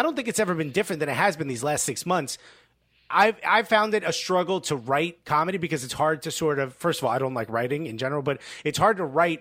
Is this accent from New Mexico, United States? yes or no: no; Newark, New Jersey, United States; I'm a kid from Newark